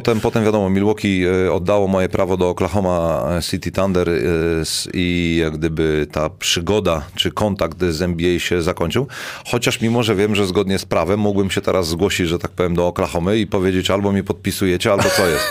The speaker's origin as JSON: {"language": "Polish", "town": "Szczecin", "region": "West Pomeranian Voivodeship", "country": "Poland"}